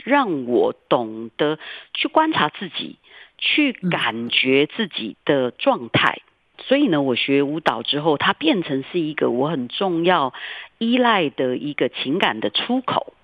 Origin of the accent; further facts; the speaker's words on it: Taiwan; 我自己从小在台湾长大，一个乡下小孩，然后到后来我成为一个舞者